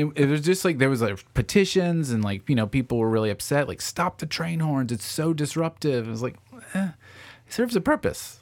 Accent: Franklin, Tennessee, United States; also born or lived in Murfreesboro / New York; now in Nashville, United States; I grew up in, I grew up in Franklin here.

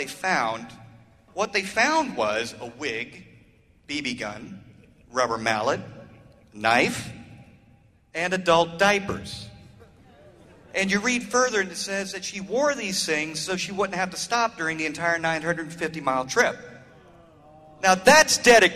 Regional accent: Orlando, Florida, United States; I'm from Orlando, Florida

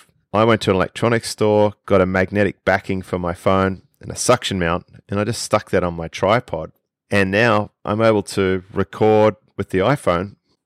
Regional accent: Australia; accent: Australian

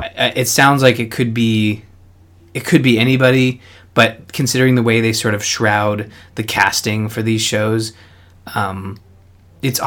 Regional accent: Canada; I'm Canadian

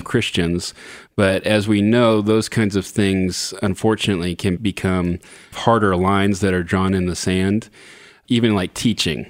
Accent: Southern California, United States; I grew up in Southern California

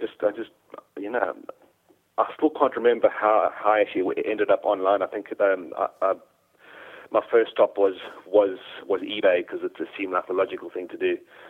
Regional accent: Durban, KwaZulu-Natal, South Africa; moved away as an adult; now in United Kingdom; No, I'm South African, which is why I sound a bit strange. But okay. I was born in Durban in South Africa. And yeah, so I had all my schooling over there.

